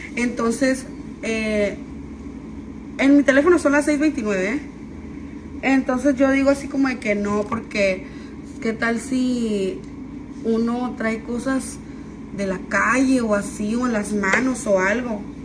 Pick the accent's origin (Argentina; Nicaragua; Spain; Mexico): Mexico; San Luis Río Colorado, Sonora; yo soy de San Luis Río Colorado